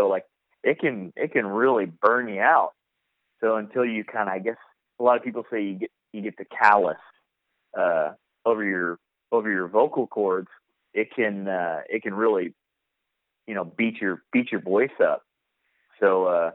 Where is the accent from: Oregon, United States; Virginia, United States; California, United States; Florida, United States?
Oregon, United States; Portland; I grew up playing shows around Portland, and I grew up with this band called American Me